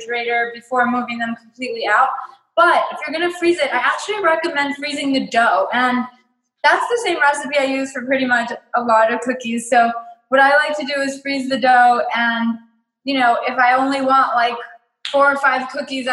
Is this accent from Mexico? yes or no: yes; Mexico; moved away; loved piñatas growing up in Mexico